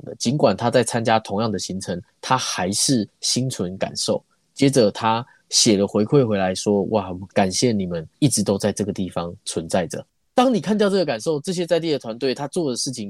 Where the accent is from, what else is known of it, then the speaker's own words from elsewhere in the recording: New Taipei, Taiwan; now in Taichung, Taiwan; 我自己本身不是台中人，我是新北人。